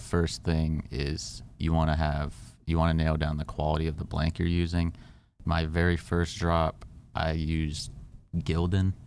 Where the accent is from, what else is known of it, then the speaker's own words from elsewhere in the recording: California, United States; I grew up in Cali